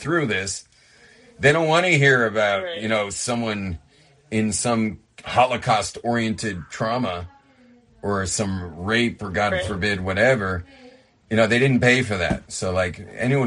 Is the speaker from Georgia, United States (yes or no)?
no; Los Angeles, California, United States; I'm from